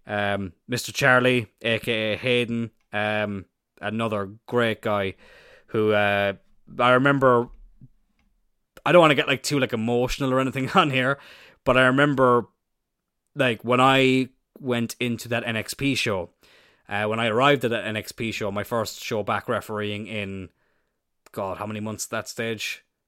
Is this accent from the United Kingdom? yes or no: no; Ireland; I'm Irish